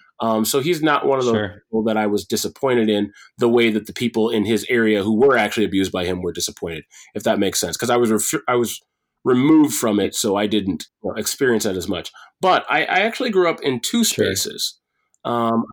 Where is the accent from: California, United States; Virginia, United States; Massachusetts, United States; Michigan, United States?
Michigan, United States; Detroit; My childhood was spent all over because my dad was military. But ultimately, I would say, yeah, I'm from Detroit. I should just tell people I'm from Detroit at this point.